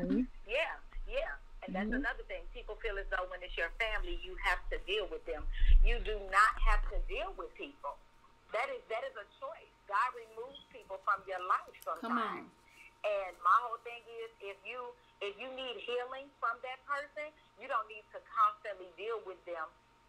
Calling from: Las Vegas, Nevada, United States; I am calling from Las Vegas, Nevada.

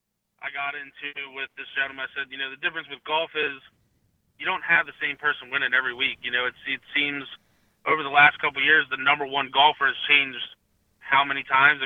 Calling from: Elizabethtown, Pennsylvania, United States; I'm calling in from Elizabethtown.

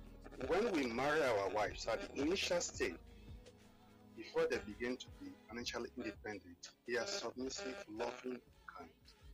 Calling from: Lagos, Nigeria; I'm calling from Akota.

